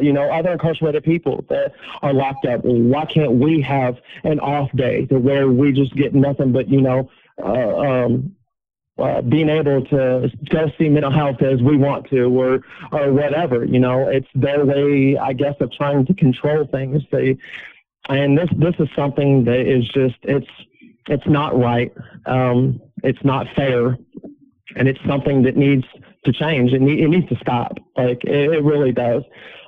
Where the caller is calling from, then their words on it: Carlisle, Indiana, United States; I'm calling from Wabash Valley Correctional Facility in Carlisle, Indiana.